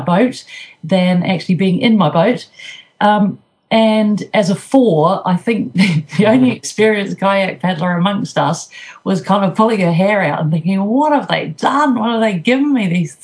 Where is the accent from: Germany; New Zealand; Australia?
New Zealand; moved away; I was brought up in New Zealand